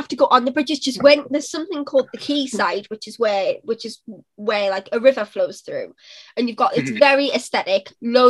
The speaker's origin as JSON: {"language": "English", "town": "Newcastle upon Tyne", "region": "North East England", "country": "United Kingdom", "accent": "posh Geordie", "said": "So if I get angry, my Geordie accent comes out, which I don't think is very strong. I'm quite what people would class as a posh Geordie."}